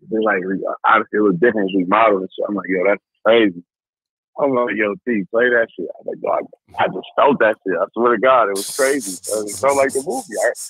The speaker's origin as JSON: {"language": "English", "town": "Rochester", "region": "New York", "country": "United States", "said": "So I'm like, I was from Rochester."}